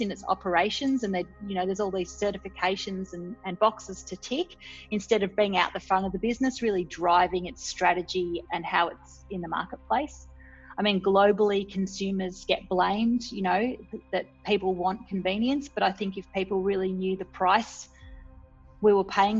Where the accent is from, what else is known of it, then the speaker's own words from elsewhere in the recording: Scotland, United Kingdom; My background is I was born in Scotland